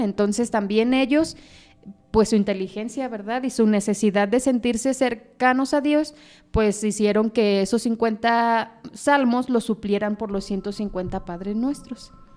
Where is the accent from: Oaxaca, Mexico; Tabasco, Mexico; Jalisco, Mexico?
Jalisco, Mexico; Zapopan; yo soy originaria de Guadalajara, específicamente del municipio de Zapopan, Jalisco.